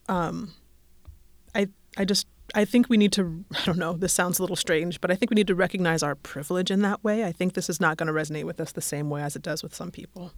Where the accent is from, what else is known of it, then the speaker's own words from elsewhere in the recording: Denver, Colorado, United States; moved away as an adult; also born or lived in England; I'm from Denver. I was living in England when it happened